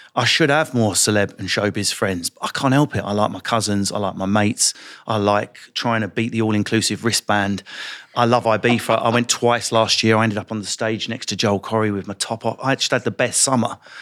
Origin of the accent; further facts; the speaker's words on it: London, United Kingdom; I was from North London